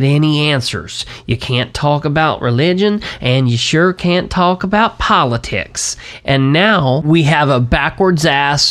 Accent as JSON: {"language": "English", "country": "United States", "said": "as an American"}